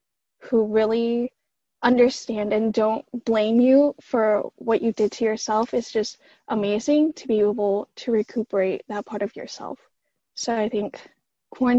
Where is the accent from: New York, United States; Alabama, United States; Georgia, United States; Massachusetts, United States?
Georgia, United States; Atlanta; also born or lived in Princeton; back in my hometown, so I live in Atlanta